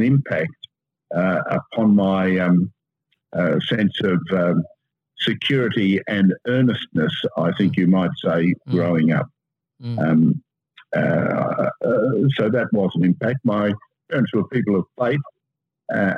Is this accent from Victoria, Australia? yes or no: no; Sydney, New South Wales, Australia; the first son. I had two younger brothers, and I was brought up in Cremorne and Seaforth and then Mossman